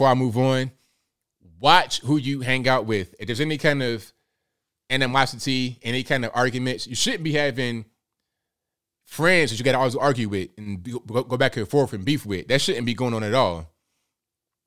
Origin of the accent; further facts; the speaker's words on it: Portsmouth, Virginia, United States; also born or lived in Chesapeake, Virginia; I grew up in Portsmouth, Virginia before that. So when I was like 14, I came to Chesapeake